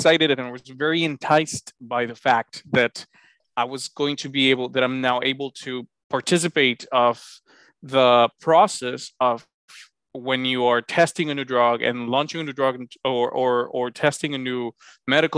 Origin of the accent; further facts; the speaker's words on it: Honduras; moved away as an adult; now in United States; I'm originally from Honduras, beautiful country in Central America, in the heart of the continent. I was born, raised, and trained overseas in Honduras